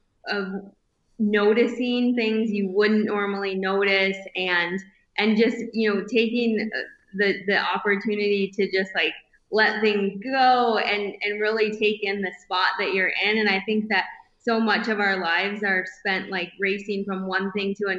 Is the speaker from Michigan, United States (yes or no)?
yes; northern Michigan, United States; moved away as an adult; also born or lived in Colorado / California; now in Bozeman, United States; growing up in northern Michigan, we did all of the outdoor things that you would expect